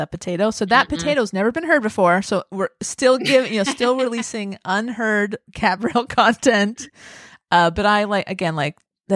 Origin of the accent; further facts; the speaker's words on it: Southern California, United States; I grew up here. I'm from Southern California.